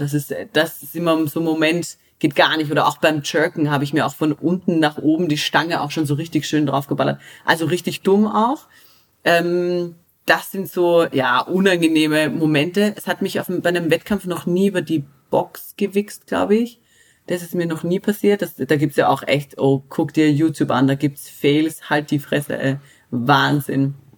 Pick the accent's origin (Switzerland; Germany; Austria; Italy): Austria; Bei uns in Österreich